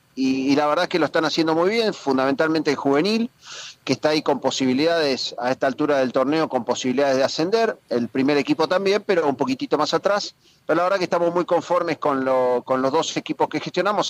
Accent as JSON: {"language": "Spanish", "country": "Argentina", "moved": "as an adult", "lives_now": "Spain", "said": "cómo somos los argentinos"}